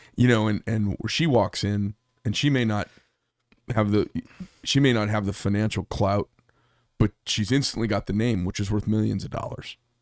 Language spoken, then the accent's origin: English; Paradise Valley, Arizona, United States; I grew up in Paradise Valley